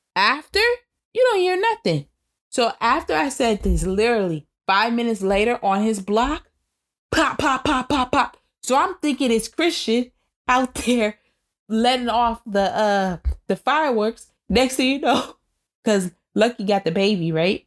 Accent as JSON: {"language": "English", "country": "United States", "said": "I'm American"}